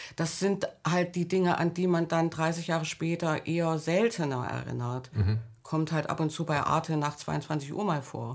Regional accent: Thuringia, Germany; moved away; also born or lived in Leipzig / West Berlin / Hamburg; Ich bin in Thüringen an der Grenze zu Westdeutschland aufgewachsen.

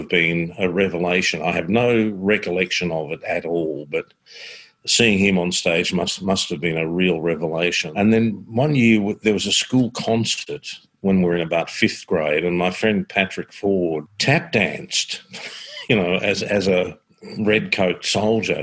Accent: Croydon, Victoria, Australia; I grew up in Croydon in Victoria, which is about 20 k's that way.

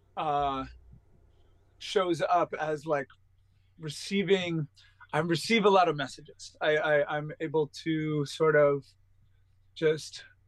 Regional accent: East Quogue, New York, United States; I was born at home in East Quogue uh, in a small farmhouse

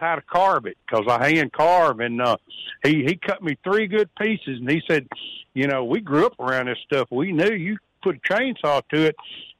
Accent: the Mississippi Delta, United States; now in Kosciusko, United States; I grew up around Bodark because I'm an old Delta boy.

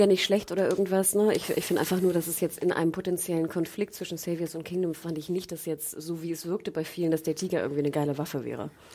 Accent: the North, Northern Germany, Germany; ich komme irgendwie aus dem Norden

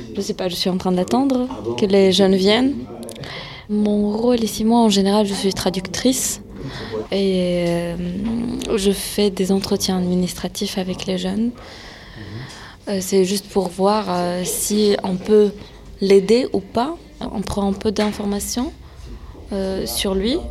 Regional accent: France; mes parents sont nés en Syrie, moi je suis née en France

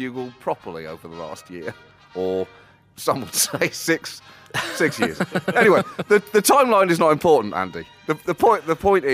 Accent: United Kingdom; moved away; I am the British John Oliver

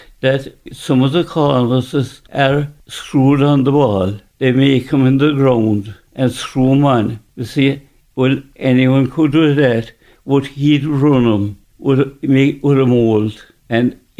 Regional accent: Fernands, County Cork, Munster, Ireland; I was born in Inachshenvie, Fernands

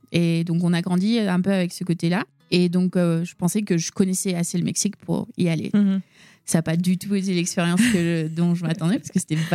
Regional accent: La Celle-Saint-Cloud, Île-de-France, France; also born or lived in Mont-Saint-Aignan; Ok donc je suis née là-bas et après on a grandi donc à La Salle Saint-Cloud, juste à côté de Paris.

